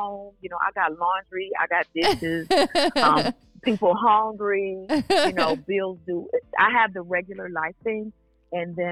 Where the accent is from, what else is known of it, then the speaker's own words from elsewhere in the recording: Detroit, Michigan, United States; I'm a proud Detroiter, born and raised in Detroit